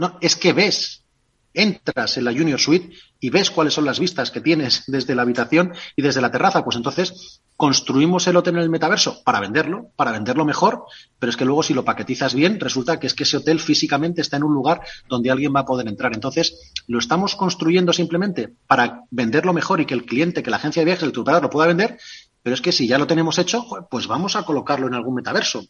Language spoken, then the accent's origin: Spanish; Spain; yo soy castellano